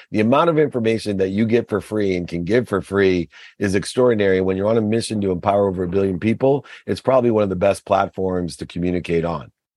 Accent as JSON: {"language": "English", "town": "Akron", "region": "Ohio", "country": "United States", "tie": "born or raised there", "said": "I grew up in Akron, Ohio with a single mom"}